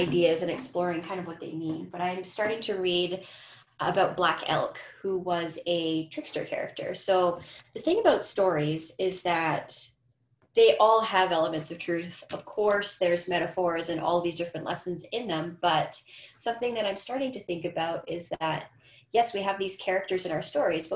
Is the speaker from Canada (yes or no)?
yes; Winnipeg, Manitoba, Canada; also born or lived in St. Ambrose, Manitoba; now in Edmonton, Canada; I was born in Treaty One territory, which is Winnipeg